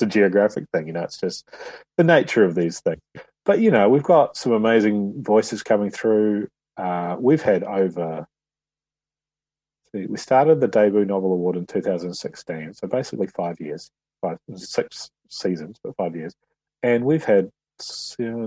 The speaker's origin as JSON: {"language": "English", "country": "New Zealand", "moved": "as an adult", "lives_now": "London, United Kingdom", "said": "I'm just a New Zealander who doesn't happen to live there at the moment."}